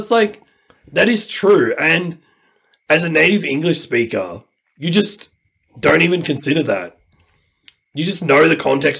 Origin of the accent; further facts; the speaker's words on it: Australia; I've grown up in Australia, but I'm Indian.